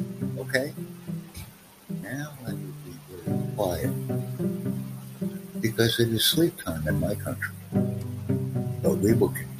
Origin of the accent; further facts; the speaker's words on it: Ethiopia; I am from Ethiopia.